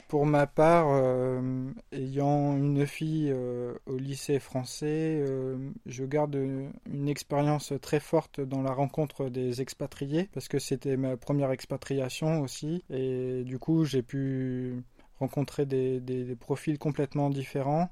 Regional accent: France; moved away as an adult; now in South Korea; je suis français

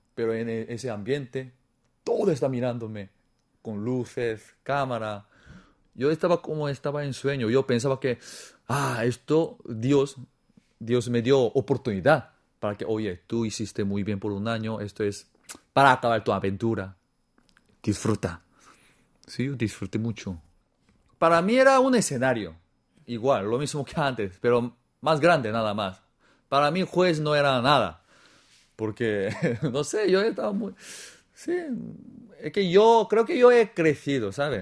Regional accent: South Korea; Spanish is a second language; moved away as an adult; also born or lived in Peru / Spain; no soy chino, soy coreano

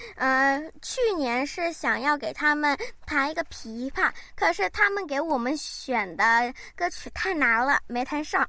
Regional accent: South Korea; 我一直在韩国长大

